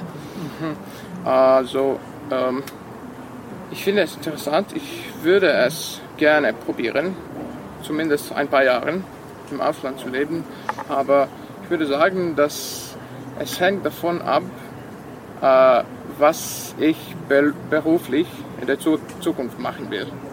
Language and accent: German; Vojvodina, Serbia; first language Serbian; German is a second language; now in Novi Sad, Serbia; meine Muttersprache ist Serbisch